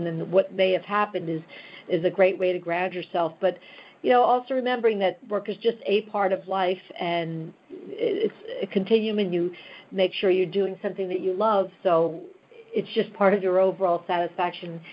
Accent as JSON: {"language": "English", "region": "New York", "country": "United States", "tie": "born or raised there", "said": "I'm a New Yorker, you know, a lifelong New Yorker"}